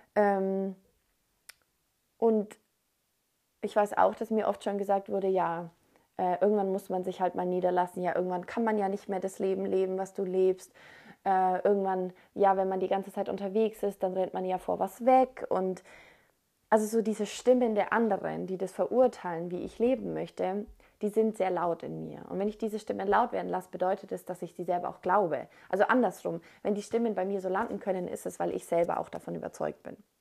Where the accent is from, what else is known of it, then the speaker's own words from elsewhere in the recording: Germany; moved away; Und in Deutschland, also da, wo wir aufgewachsen sind oder da auf jeden Fall, wo ich aufgewachsen bin